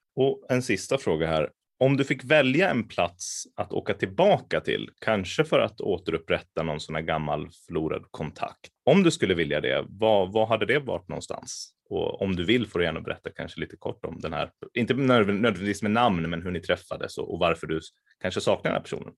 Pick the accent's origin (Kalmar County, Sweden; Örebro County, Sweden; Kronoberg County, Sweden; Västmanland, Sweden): Västmanland, Sweden; Västerås; also born or lived in Lebanon; jag är från Västerås från början